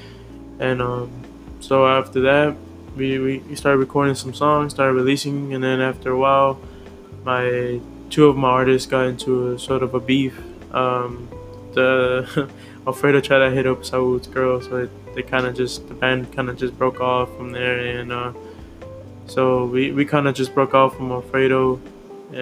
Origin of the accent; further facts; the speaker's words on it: Houston, Texas, United States; also born or lived in Santa Ana, California; I was born in California, Santa Ana. I was born in 2001, October 9. And I think when I was like about 5, I came back here. I came down to Houston, well, to the, I don't know, south, I guess, or I don't know how to explain. Well, I came down to Houston, Texas, and that's where I'm at now